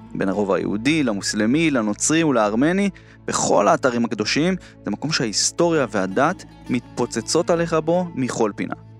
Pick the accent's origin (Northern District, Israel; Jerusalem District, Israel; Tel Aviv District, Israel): Jerusalem District, Israel; Jerusalem; אני אומר את זה כירושלמי רוב חיי